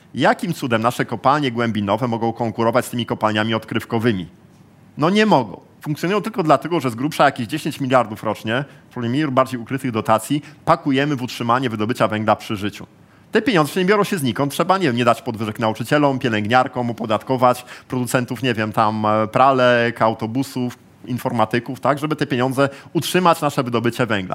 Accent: Gdańsk, Pomeranian Voivodeship, Poland; jestem z Gdańska

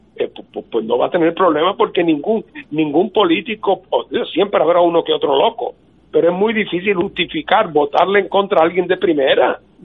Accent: Puerto Rico; Puerto Rico, que se trata de una nación distinta

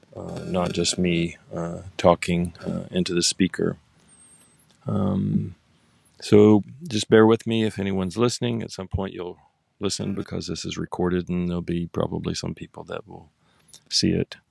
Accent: Oklahoma, United States; now in San Diego, United States; I grew up in Oklahoma

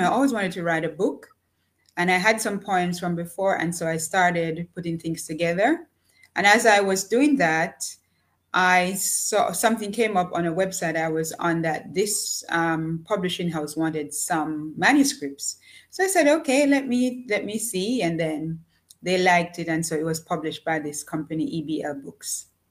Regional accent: Jamaica; moved away as an adult; also born or lived in Japan; I was born in a small village in Jamaica. Um, I grew up with parents who were farmers

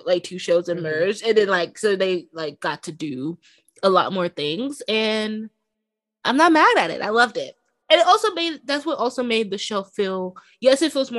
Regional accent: New York City, New York, United States; this is my home borough

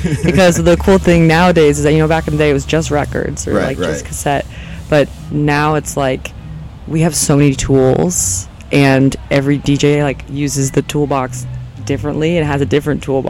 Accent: Southern California, United States; moved away as an adult; now in New Orleans, United States; I'm from Southern California, born and raised.

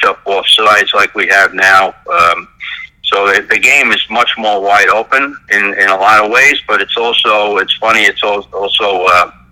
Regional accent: New York City, New York, United States; I grew up here in Brooklyn playing roller hockey mostly during the late 1960s, early 1970s

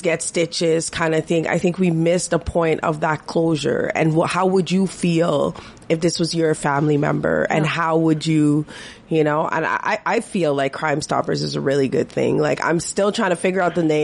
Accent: Toronto, Ontario, Canada; moved away as an adult; I grew up in Toronto, and I had friends in high school

